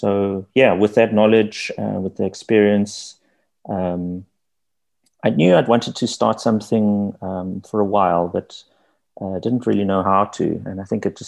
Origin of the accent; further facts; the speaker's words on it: Johannesburg, Gauteng, South Africa; I grew up in Joburg. I was born and raised in the eastern part in Kensington